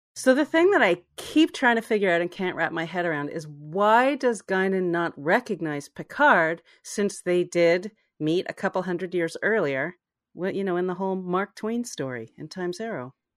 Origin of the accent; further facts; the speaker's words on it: Canada; as a Canadian